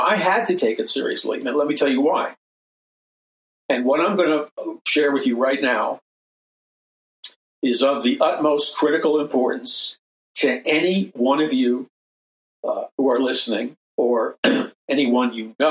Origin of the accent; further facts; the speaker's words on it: New York City, New York, United States; I grew up in New York City with subways and taxi cabs